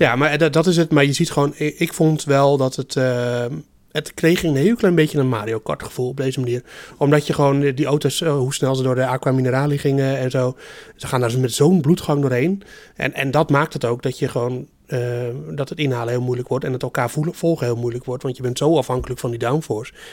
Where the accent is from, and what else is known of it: Netherlands